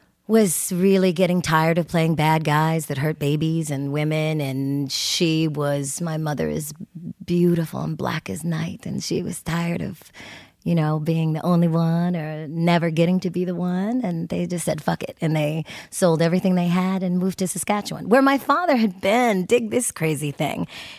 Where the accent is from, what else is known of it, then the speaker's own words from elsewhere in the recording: Encino, California, United States; born there; I was born in Encino.